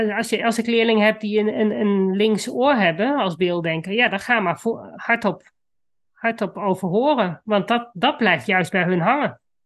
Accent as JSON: {"language": "Dutch", "country": "Netherlands", "tie": "born or raised there", "said": "ik kom van de Duitse grens, dus Duits was voor mij, toen ik op de middelbare school kwam, al redelijk gesneden koek."}